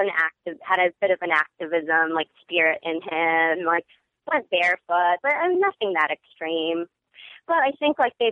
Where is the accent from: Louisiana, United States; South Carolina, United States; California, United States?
California, United States; Orange County, Southern; growing up in Orange County